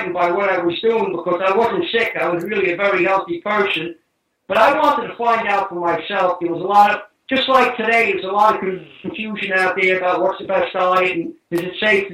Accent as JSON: {"language": "English", "town": "New York City", "region": "New York", "country": "United States", "tie": "born or raised there", "said": "We were Italian immigrants, and we moved from New York City out into Staten Island"}